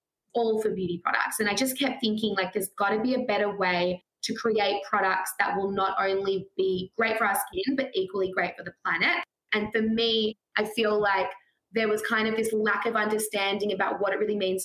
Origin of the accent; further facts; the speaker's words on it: Australia; growing up in Australia